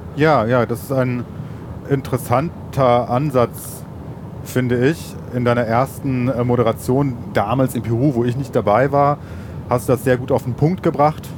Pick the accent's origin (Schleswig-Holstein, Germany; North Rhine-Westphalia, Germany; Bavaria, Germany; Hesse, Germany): North Rhine-Westphalia, Germany; Ruhr area; den schönen Ruhrpott, wo ich herkomme